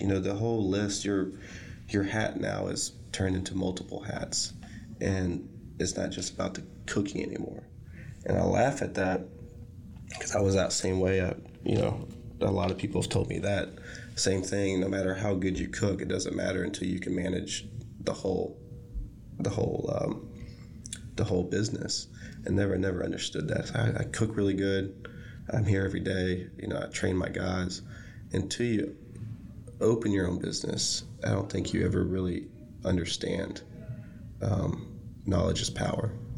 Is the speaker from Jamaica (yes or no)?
no; Shreveport, Louisiana, United States; moved away as an adult; also born or lived in San Francisco; here I am today in my hometown, with a restaurant